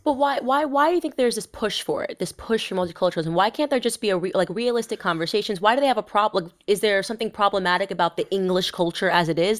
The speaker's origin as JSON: {"language": "English", "country": "United States", "said": "I'm American"}